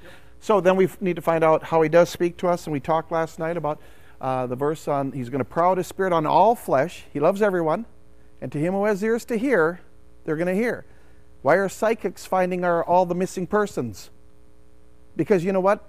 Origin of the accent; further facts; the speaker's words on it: St. Cloud, Minnesota, United States; I'm from St. Cloud